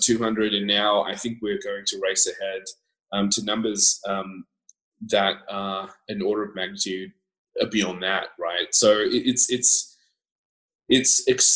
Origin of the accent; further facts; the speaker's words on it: Canberra, Australian Capital Territory, Australia; also born or lived in Scotland; I grew up in Canberra